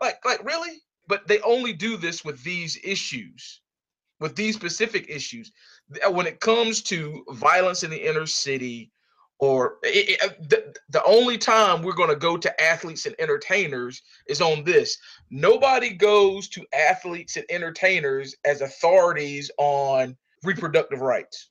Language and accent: English; Sanford, North Carolina, United States; hailing from, uh, Sanford, North Carolina.